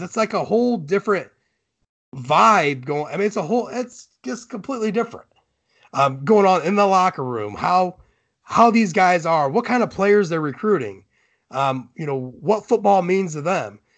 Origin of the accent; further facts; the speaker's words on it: Ohio, United States; I'm from Ohio